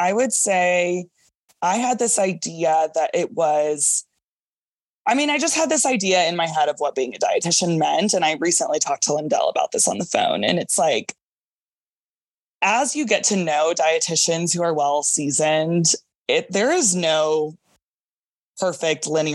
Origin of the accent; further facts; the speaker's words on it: Dallas, Texas, United States; also born or lived in San Antonio / California; my first job was in San Antonio and I'm from Dallas.